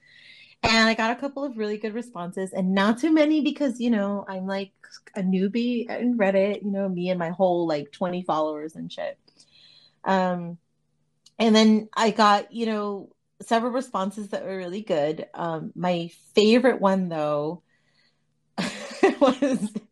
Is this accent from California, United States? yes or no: yes; Los Angeles, California, United States; I was born and raised in LA in the San Fernando Valley